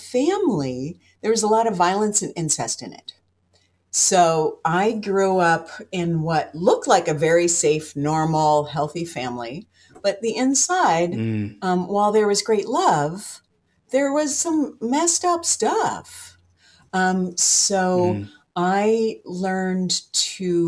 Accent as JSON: {"language": "English", "town": "Seattle", "region": "Washington", "country": "United States", "said": "I'm from Seattle"}